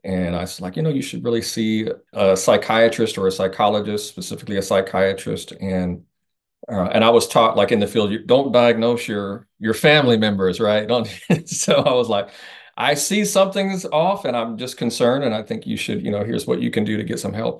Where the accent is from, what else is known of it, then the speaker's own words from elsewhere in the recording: Indiana, United States; I'm originally from Indiana